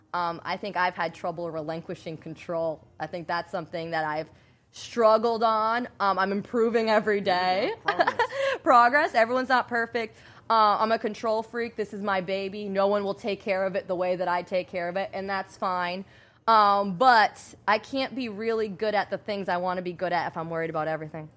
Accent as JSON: {"language": "English", "region": "Rhode Island", "country": "United States", "moved": "yes", "lives_now": "Florida, United States", "said": "I'm originally from Rhode Island"}